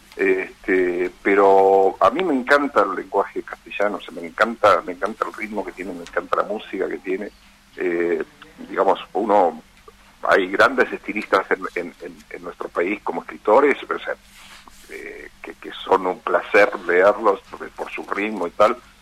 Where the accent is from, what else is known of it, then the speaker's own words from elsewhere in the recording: Ayacucho, Buenos Aires Province, Argentina; yo soy de la provincia de Buenos Aires